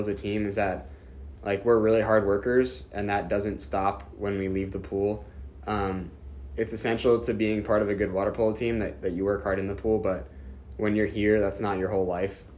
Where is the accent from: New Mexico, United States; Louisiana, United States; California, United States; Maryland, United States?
Maryland, United States; Bel Air; moved away as an adult; now in Annapolis, United States; I'm from Bel Air, Maryland. I actually played club at Navy AC uh, since middle school